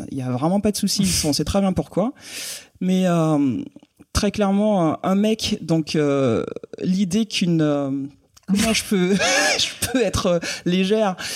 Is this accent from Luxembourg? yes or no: no; Guadeloupe, France; moved away as an adult; donc, j'ai quitté la Guadeloupe à 18 ans.